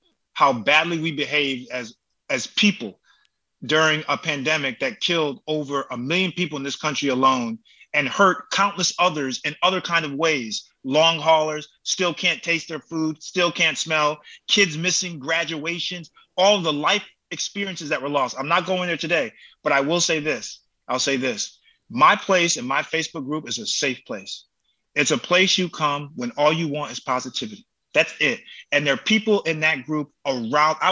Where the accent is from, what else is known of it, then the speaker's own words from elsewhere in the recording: Connecticut, United States; I'm from Connecticut.